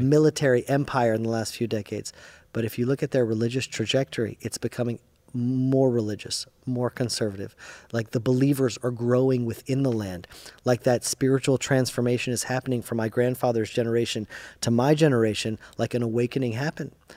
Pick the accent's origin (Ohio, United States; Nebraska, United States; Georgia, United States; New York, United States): Georgia, United States; Atlanta; first language English; I only knew English 'cause I grew up in Atlanta, Georgia